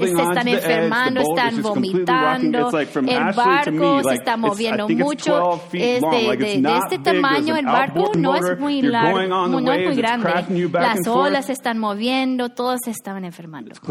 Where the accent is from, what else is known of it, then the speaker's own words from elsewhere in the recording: Georgia, United States; moved away; Crecí en Georgia